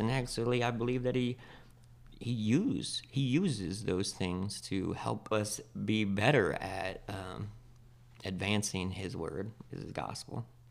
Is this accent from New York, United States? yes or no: no; Spokane, Washington, United States; I come from Spokane, Washington. I was born and raised there pretty much.